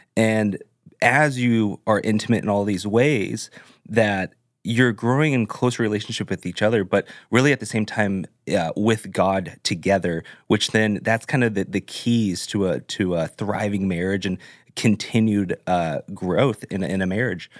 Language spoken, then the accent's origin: English; Orange County, California, United States; moved away as an adult; now in Nashville, United States; I grew up in Orange County